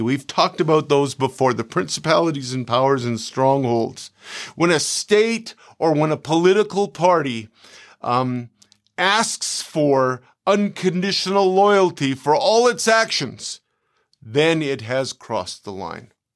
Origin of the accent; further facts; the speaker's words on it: Canada; moved away as an adult; now in United States; I live in America nearly eight years, but I'm a Canadian